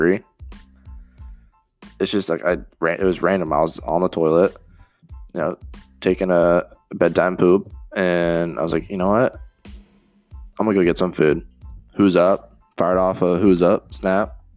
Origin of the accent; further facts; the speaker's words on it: Iowa, United States; I'm from Iowa, and growing up, I was a Rams fan